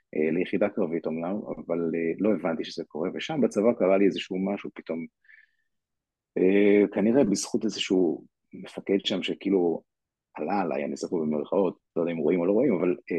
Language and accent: Hebrew; Ra'anana, Central District, Israel; also born or lived in Kiryat Ono; נולדתי בקריית אונו וגדלתי אחרי זה ברעננה, את רוב, רוב השנים עשיתי ברעננה